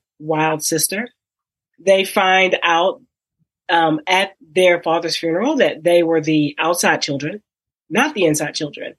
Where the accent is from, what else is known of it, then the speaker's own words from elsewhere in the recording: Texas, United States; I'm from Texas.